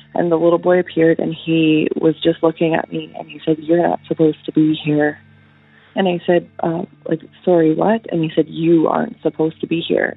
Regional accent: Northern Alberta, Canada; I'm from Northern Alberta in Canada.

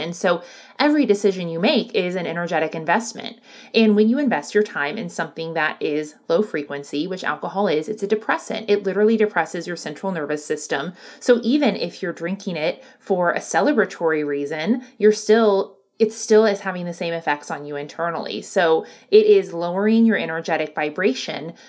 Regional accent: the Bible Belt, United States; I grew up in the Bible Belt where it was very much like hellfire and brimstone

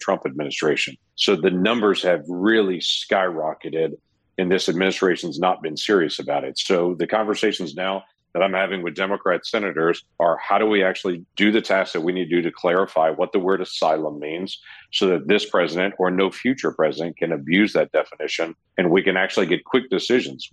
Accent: United States; as an American

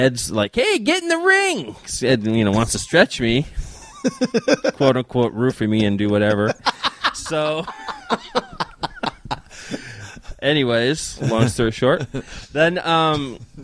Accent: Canada; growing up in Canada, you either play hockey or you wrestle.

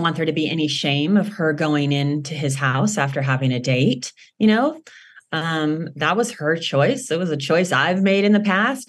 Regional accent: Los Angeles, California, United States; I grew up in Los Angeles

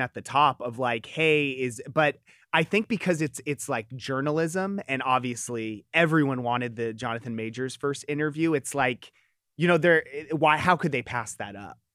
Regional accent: Southern California, United States; I grew up in Southern California

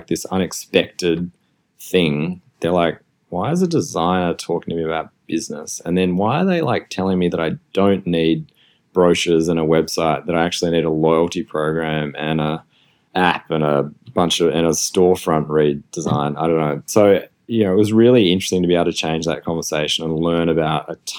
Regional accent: Australia; moved away; also born or lived in Melbourne, Australia; I'm Australian, you can probably hear my accent

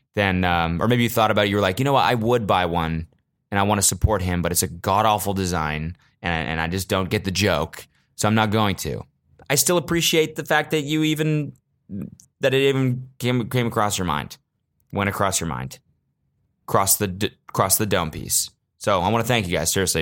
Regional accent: United States; as an American

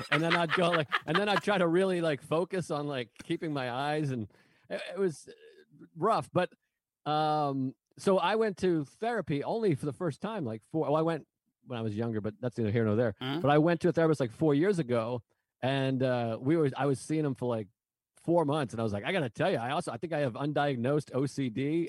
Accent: Massachusetts, United States; now in New York, United States; I was just born there. I, at least I'm from there

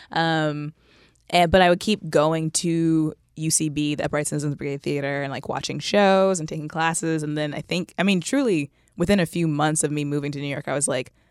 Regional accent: Japan; born there; also born or lived in Texas / Kentucky / Virginia / California; like I was born in Japan, we moved to Texas, Kentucky, Virginia, California, and so every couple years, I was the new kid.

